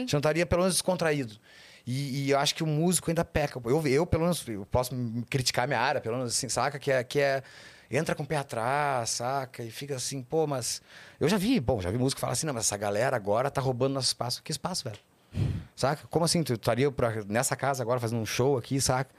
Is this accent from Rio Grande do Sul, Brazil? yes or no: yes; Porto Alegre, Rio Grande do Sul, Brazil; a gente é de Porto, os dois de Porto Alegre